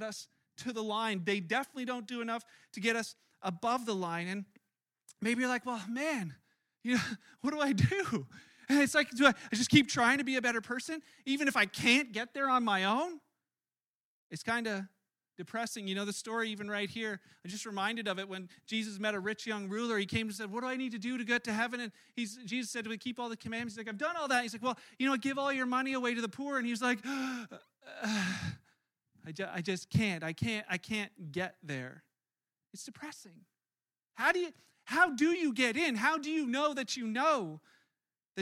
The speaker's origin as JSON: {"language": "English", "country": "Canada", "tie": "born or raised there", "said": "I was born in Canada, which makes me Canadian"}